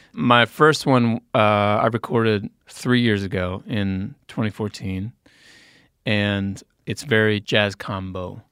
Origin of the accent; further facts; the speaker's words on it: Indiana, United States; moved away; from Indiana